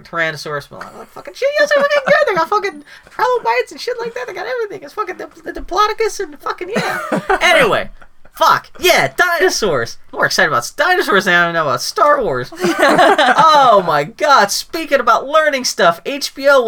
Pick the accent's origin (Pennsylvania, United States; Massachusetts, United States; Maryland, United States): Pennsylvania, United States; Pittsburgh; when I was a kid growing up in the Carnegie, in Pittsburgh